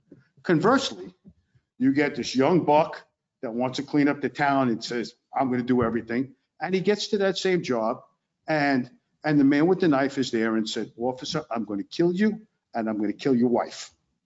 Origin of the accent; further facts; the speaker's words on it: New York City, New York, United States; accent: Brooklyn; moved away as an adult; now in Honesdale, United States; I'm a New Yorker, specifically Brooklyn, so you can tell by my accent.